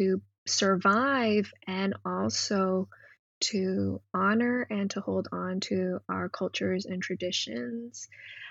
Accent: Hong Kong; now in Canada; growing up in Hong Kong in, you know, Cantonese queer body

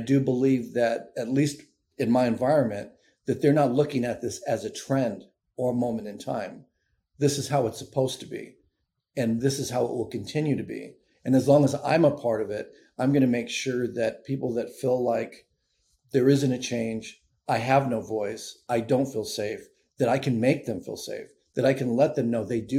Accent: California, United States; now in Washington, D.C., United States; You know, I live in Washington, D.C. now, moved here a few years ago.

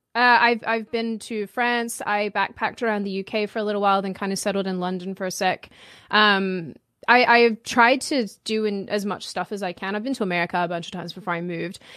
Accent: Melbourne, Victoria, Australia; moved away as an adult; now in United States; I grew up in Melbourne

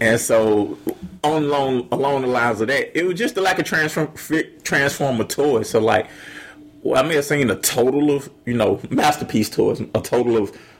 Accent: Atlanta, Georgia, United States; I'm from Atlanta

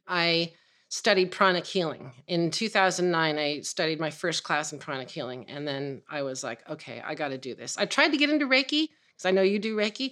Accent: San Francisco, California, United States; growing up in the nineteen sixties in San Francisco

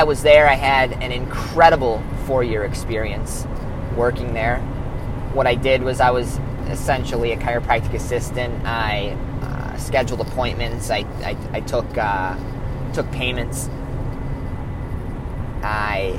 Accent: Illinois, United States; I am from Shanahan, Illinois, which is a suburb outside of Chicago.

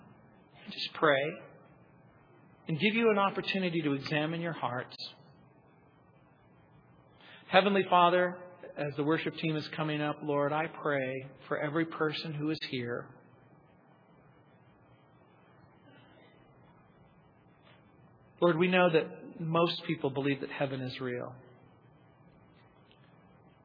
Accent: United States; Where I grew up in the Mojave Desert

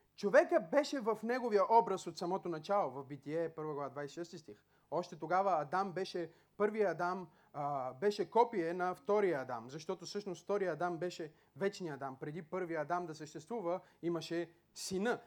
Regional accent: Bulgaria; ние имаме едно гражданство като българин

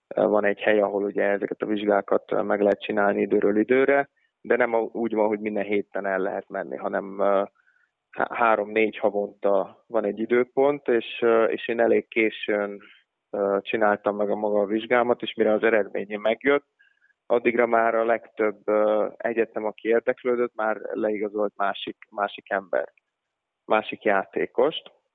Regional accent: Hungary; moved away as an adult; also born or lived in Idaho, United States; magyarok mi nem sokan voltunk

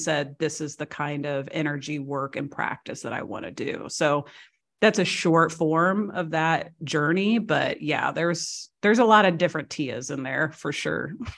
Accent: Missouri, United States; moved away as an adult; also born or lived in Seattle / Washington, D.C. / Chicago / San Diego; now in Croatia; I was born and raised in Missouri.

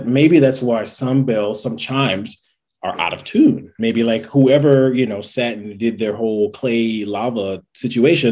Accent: Gary, Indiana, United States; growing up in Gary, which is very stereotypical

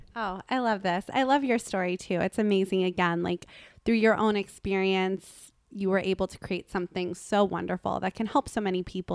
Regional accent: Los Angeles, California, United States; I grew up in Los Angeles

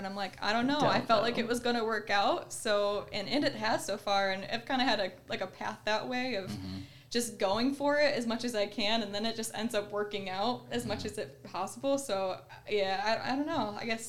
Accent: Ohio, United States; moved away as an adult; also born or lived in Michigan; I'm originally from Ohio

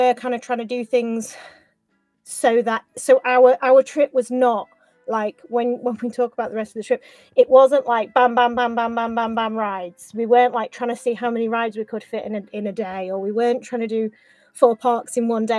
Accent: United Kingdom; we're British

